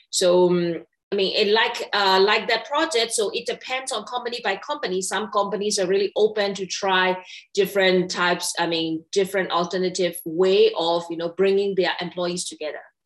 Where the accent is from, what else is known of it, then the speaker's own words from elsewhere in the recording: Myanmar; moved away as an adult; I was born and raised in Myanmar